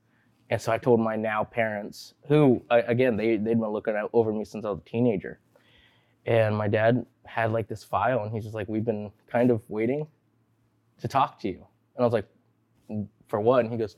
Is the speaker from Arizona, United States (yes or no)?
no; Martinez, California, United States; born there; I was born in Martinez, the Bay Area.